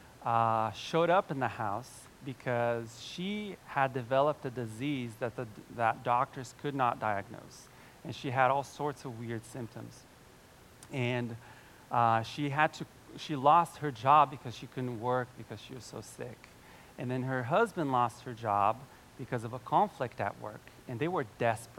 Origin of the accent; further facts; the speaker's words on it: Brazil; now in Cincinnati, United States; I'm from Brazil, my whole family's there